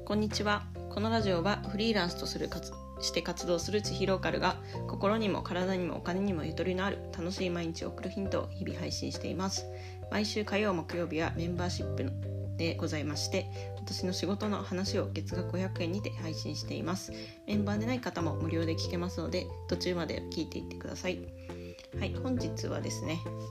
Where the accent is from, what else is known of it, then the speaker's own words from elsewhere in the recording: Yamagata, Japan; 私の地元である山形県に移住したんですね。